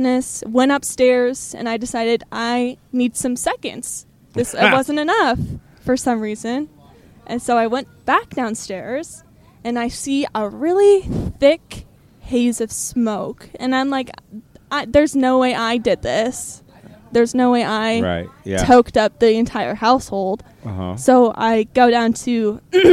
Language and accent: English; North Idaho, United States; now in Oregon, United States; I'm from North Idaho